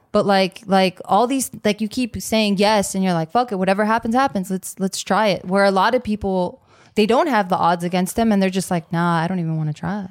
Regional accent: Monterey Park, California, United States; also born or lived in East Los Angeles; I grew up in Monterey Park, even though I lived in East L A.

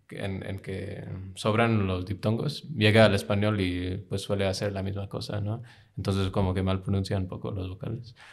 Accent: United Kingdom; Spanish is a second language; now in United States; Pero este, no, no, no crecí en India. Este, crecí un rato en Reino Unido, {S1} luego {S0} de, que mis padres se divorciaron me mudé a Estados Unidos con mi mamá, que emigró ahí luego.

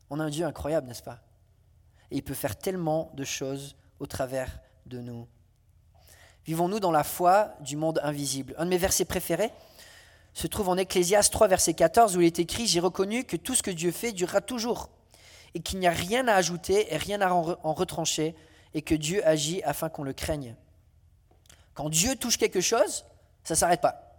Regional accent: France; Alors, euh, comme je suis français, j'aime bien la cuisine

